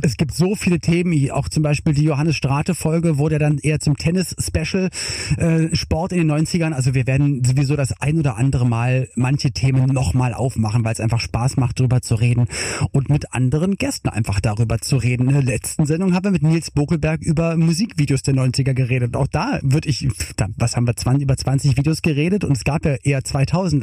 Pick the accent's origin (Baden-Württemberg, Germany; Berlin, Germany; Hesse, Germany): Berlin, Germany; Ich komme auch aus Westberlin